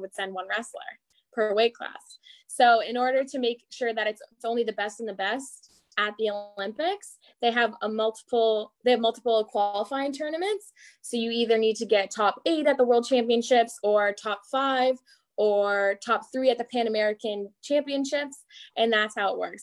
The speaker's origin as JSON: {"language": "English", "region": "Prince Edward Island", "country": "Canada", "said": "I come from Prince Edward Island, which has about 145,000 people in the whole province"}